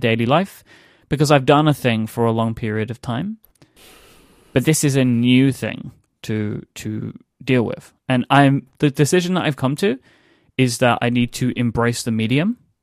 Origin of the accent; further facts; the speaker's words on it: United Kingdom; I am a British person